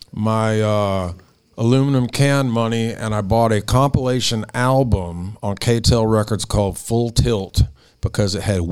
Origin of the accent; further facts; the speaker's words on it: Manteca, California, United States; born there; I entered the earth in Manteca, California.